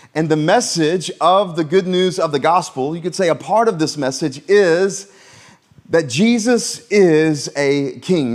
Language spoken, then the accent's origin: English; Florence, South Carolina, United States; also born or lived in Myrtle Beach, South Carolina; we moved to Myrtle Beach when I was in middle school, but actually before that, I grew up in Florence, South Carolina